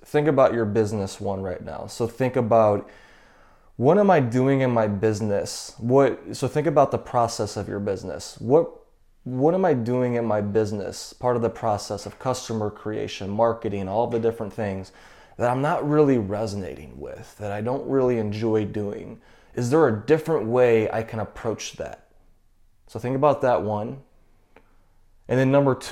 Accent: St. Louis, Missouri, United States; also born or lived in Boston; I'm from St. Louis

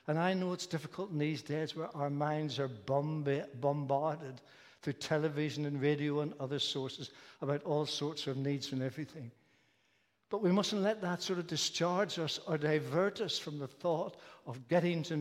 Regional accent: Belfast, Northern Ireland, United Kingdom; The church I was brought up in Belfast when I was younger was a large Presbyterian church

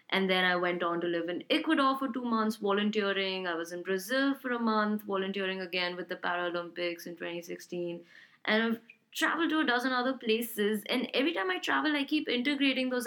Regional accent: Hyderabad, Telangana, India; Well, I would answer this question by saying I'm from Hyderabad, India, uh, which is a South Indian city, and mostly because I've lived there for the majority of my life at this point.

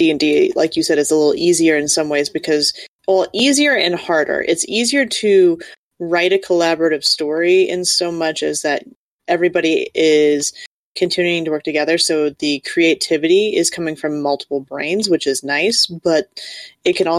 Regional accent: Kansas, United States; I come being from Kansas, I am from a family of farmers

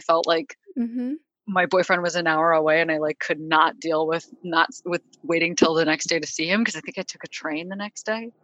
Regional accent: Chicago, Illinois, United States; moved away; also born or lived in Boston; people who I grew up near in Chicago

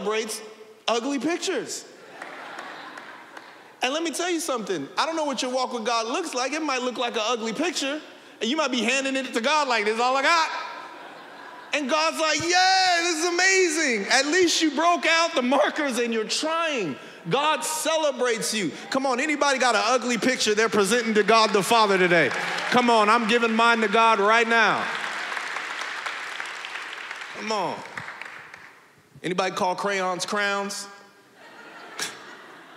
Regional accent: San Bernardino, California, United States; I grew up in San Bernardino, didn't nobody have a pool

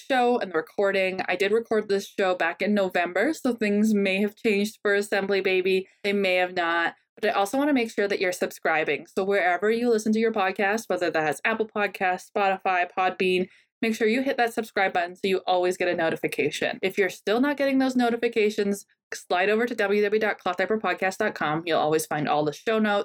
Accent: Canada; accent: Canadian soft accent; my Canadian soft accent

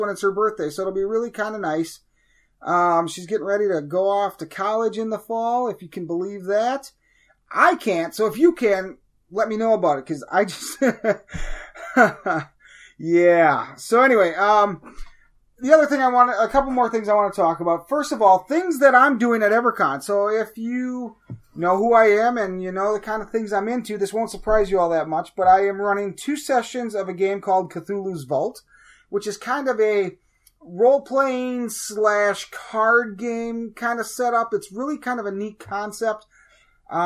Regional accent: Wisconsin, United States; I'm from Wisconsin.

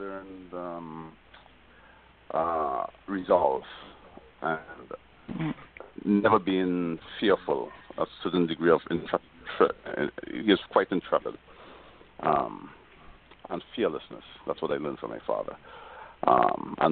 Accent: Trinidad & Tobago; moved away; I was born in Trinidad.

